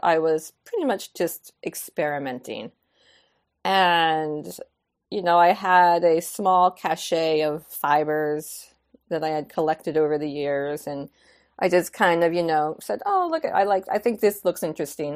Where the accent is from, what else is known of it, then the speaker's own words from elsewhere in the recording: New York, United States; moved away as an adult; I was like a city slicker. I was, you know, twenty-five years New Yorker